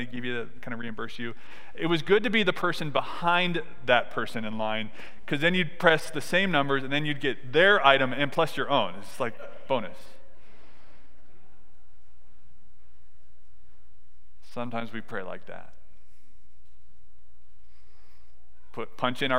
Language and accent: English; Southern California, United States; I grew up in Southern California